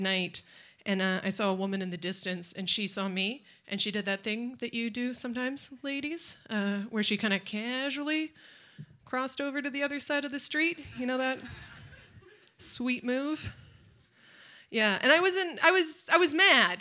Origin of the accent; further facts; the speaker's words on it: Nanaimo, British Columbia, Canada; I'm from Nanaimo